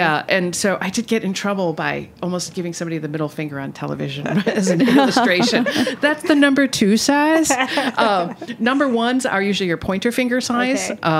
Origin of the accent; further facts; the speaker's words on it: Midwest, United States; I'm from the Midwest, so I'm cheap and cheerful.